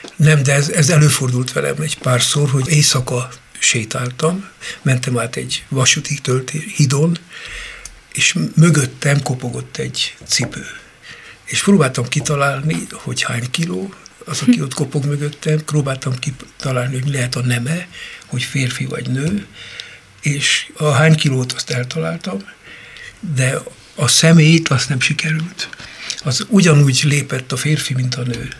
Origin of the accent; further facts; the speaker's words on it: Baranya, Hungary; also born or lived in Tab, Somogy; Én egy intézetben nevelkedtem